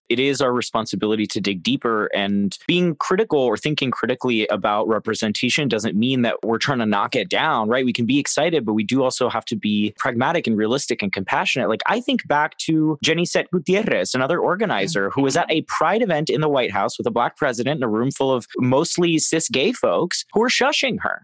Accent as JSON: {"language": "English", "region": "Florida", "country": "United States", "tie": "born or raised there", "said": "my home state of Florida"}